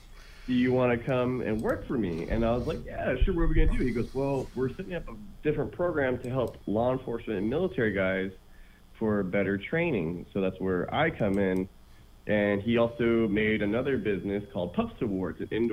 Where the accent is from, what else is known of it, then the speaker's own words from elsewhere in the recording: Washington, United States; moved away as an adult; now in Hawaii, United States; Because when I first moved out here, because I'm from Washington originally, yep.